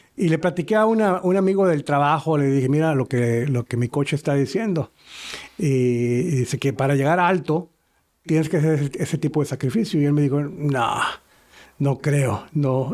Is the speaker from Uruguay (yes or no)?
yes; Uruguay; moved away; yo vengo de Uruguay